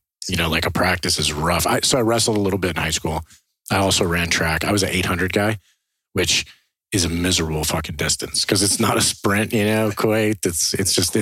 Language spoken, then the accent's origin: English; Ohio, United States; I grew up in Ohio